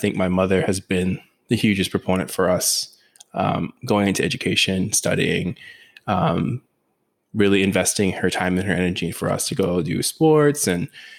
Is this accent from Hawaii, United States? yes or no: yes; Oahu, Hawaii, United States; I was born and raised on the island of Oahu in Hawaii, which is where I currently reside now.